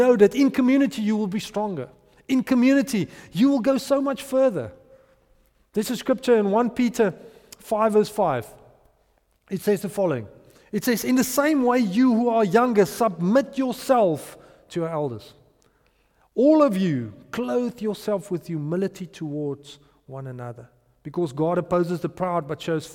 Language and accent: English; Potchefstroom, North West, South Africa; I grew up in Potchefstroom, and we've got a strong Tswana culture there